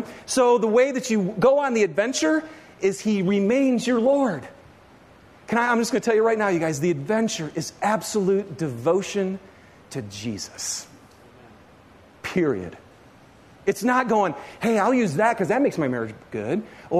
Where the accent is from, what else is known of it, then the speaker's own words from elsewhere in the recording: Michigan, United States; I grew up in Michigan, okay? And the closest, this is no lie, the closest ski hill to me in Michigan was actually a garbage dump.